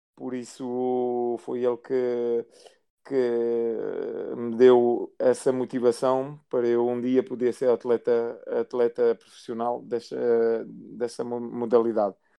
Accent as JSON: {"language": "Portuguese", "country": "France", "tie": "born or raised there", "also_born_or_lived": "Guimarães, Portugal", "said": "nasci em Portugal, em Guimarães, sou natural de Guimarães. depois, com, com três anos, fui, fui para a França com, com os meus pais. Cresci em França"}